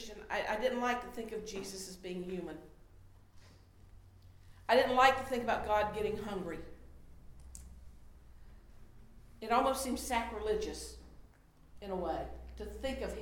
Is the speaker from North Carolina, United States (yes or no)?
yes; Charlotte, North Carolina, United States; I love my hometown